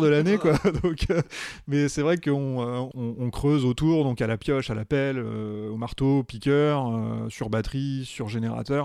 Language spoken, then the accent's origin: French; Paris, Île-de-France, France; I'm from Paris, uh, I'm a volunteer at the Paris Museum of Natural History